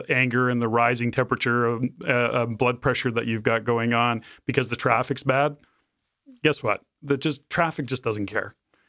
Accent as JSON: {"language": "English", "country": "Canada", "said": "living in the Lower Mainland / Fraser Valley and the rain, and we're Canadian, so we complain about weather"}